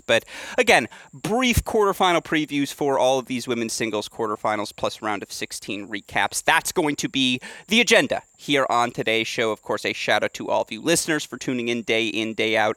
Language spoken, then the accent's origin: English; Michigan, United States; my home state of Michigan